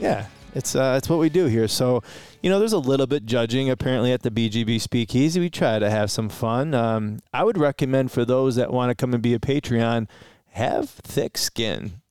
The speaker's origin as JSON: {"language": "English", "town": "Detroit", "region": "Michigan", "country": "United States", "tie": "born or raised there", "also_born_or_lived": "Romeo, Michigan", "said": "technically we're from Romeo, but we were born in Detroit, reside in Detroit, grew up in Detroit a little bit"}